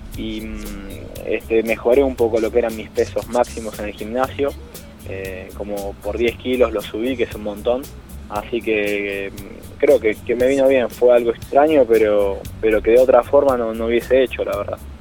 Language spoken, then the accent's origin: Spanish; Argentina